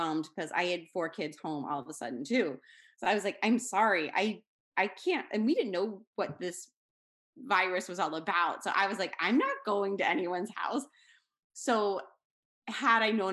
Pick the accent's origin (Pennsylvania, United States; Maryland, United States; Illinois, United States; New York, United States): Pennsylvania, United States; I'm from Pennsylvania in the United States